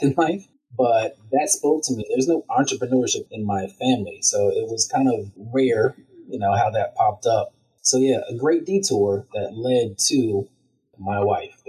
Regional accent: Raleigh, North Carolina, United States; I'm originally from Raleigh, North Carolina

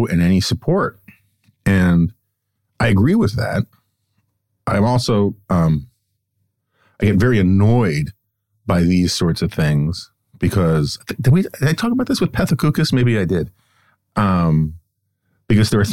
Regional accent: New York City, New York, United States; moved away; also born or lived in Upper West Side, Manhattan; I grew up in New York City in the 1970s and 1980s.

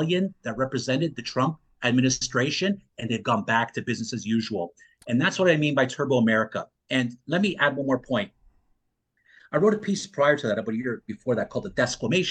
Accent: Canada; I grew up in Canada, mm-hmm. not far from Western New York states

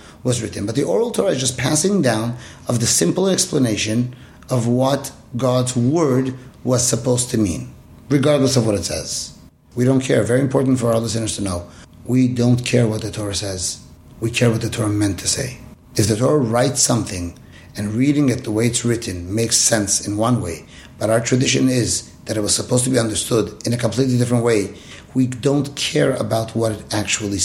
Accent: Iran; moved away; When I grew up in Iran

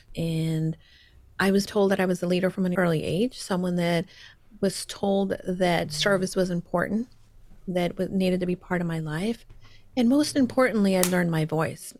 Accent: El Salvador; I was growing up, I was born in El Salvador. My mom is from El Salvador. My dad was from New York and he happened to meet my mom and they settled there.

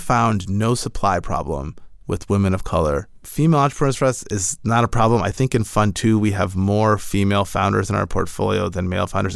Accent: Michigan, United States; now in California, United States; I'm originally from Michigan and moved out to California

